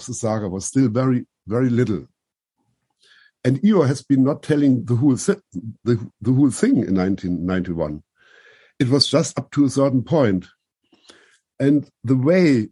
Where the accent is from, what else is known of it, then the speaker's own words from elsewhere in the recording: Germany; I'm coming from Germany